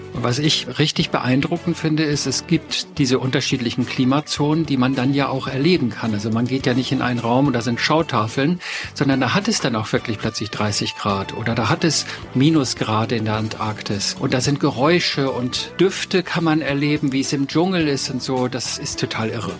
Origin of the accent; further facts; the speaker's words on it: Potsdam, Brandenburg, Germany; Nun komme ich ja aus Potsdam